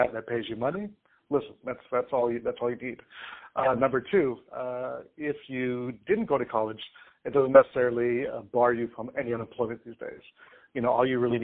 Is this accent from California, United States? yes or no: yes; Santa Ana, California, United States; I grew up in Santa Ana, California, which is the county seat